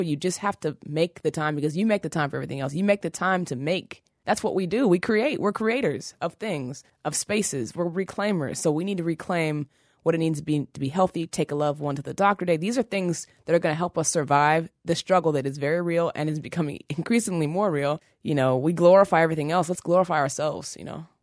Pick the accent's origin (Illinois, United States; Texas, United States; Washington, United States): Washington, United States; Seattle; moved away as an adult; also born or lived in New York City; now in Brooklyn, United States; I was raised in Seattle, Washington, which is pretty white